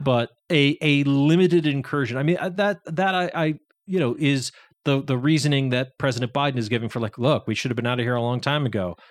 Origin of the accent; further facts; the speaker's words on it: Massachusetts, United States; I'm from Massachusetts